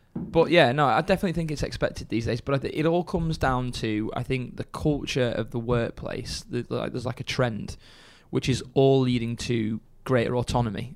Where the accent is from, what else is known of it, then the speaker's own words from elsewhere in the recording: Chorley, North West England, United Kingdom; I'm from Chorley originally